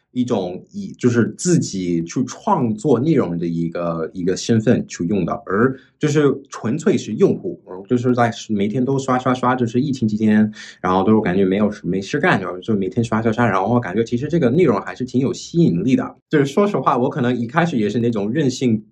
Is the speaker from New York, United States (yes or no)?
yes; New York City, New York, United States; Chinese is a second language; moved away as an adult; also born or lived in Flushing; now in China; 我是出生在这个纽约市，然后在纽约市，其实我是 在一个黑人区生活的，但是我是在一个华人区上学的